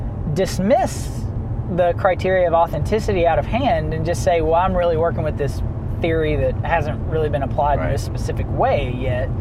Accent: Louisville, Kentucky, United States; moved away as an adult; also born or lived in United Kingdom; now in Louisville, United States; I grew up in it, and I used to, you know, living in the UK, I'd get people all the time when I'd tell them I was from Kentucky

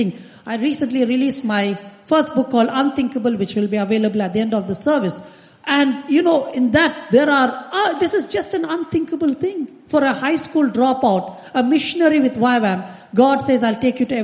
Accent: India; I come from India

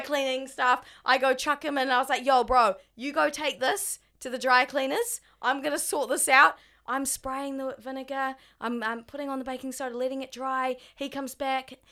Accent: Australia; accent: Australian

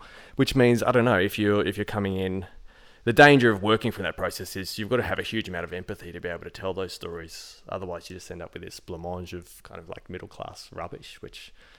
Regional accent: Port Arthur, Tasmania, Australia; I'm a kid from the Port Arthur massacre, and my family had to go through

